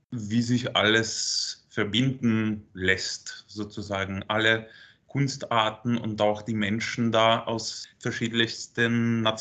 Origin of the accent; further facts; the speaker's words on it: Rzeszów, Subcarpathian Voivodeship, Poland; Und ich komme eigentlich aus Polen, aus Rzeszów. Und das ist so ungefähr eine Stunde bis zur Grenze mit der Ukraine.